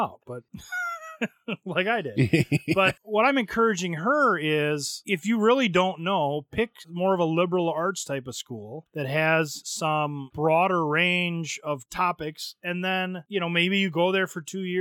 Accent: Janesville, Wisconsin, United States; I grew up in Janesville

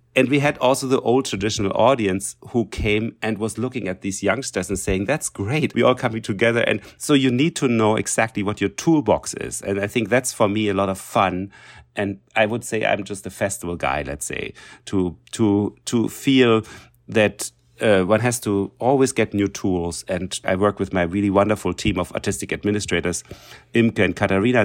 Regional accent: Berlin, Germany; English is a second language; moved away; I came from East Germany, so from East Berlin.

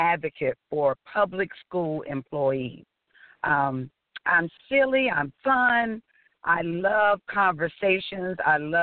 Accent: Augusta, Georgia, United States; I'm a country girl. I am from Augusta, Georgia. I'm so proud to be from Georgia. I love my home

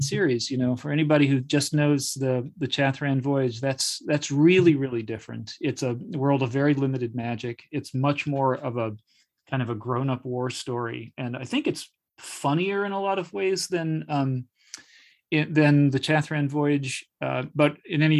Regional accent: Charlottesville, Virginia, United States; my hometown, which is Charlottesville, Virginia.

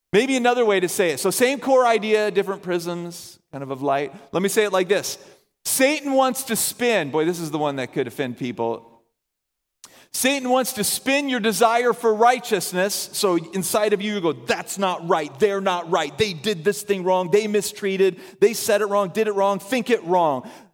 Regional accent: the South, United States; moved away; we're all from the South, so we all have big families.

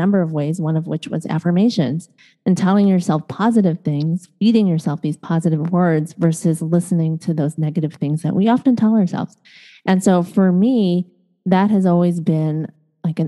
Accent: Chicago, Illinois, United States; also born or lived in East Coast, United States; now in Los Angeles, United States; I was born and raised in Chicago, grew up on, and then lived out east

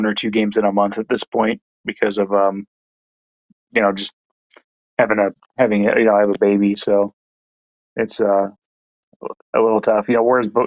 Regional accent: San Diego, California, United States; moved away; originally I'm from San Diego

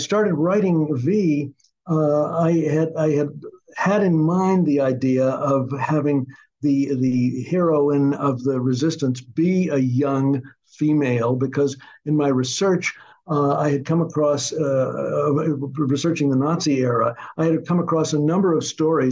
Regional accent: Arkansas, United States; I was born in the South in Arkansas

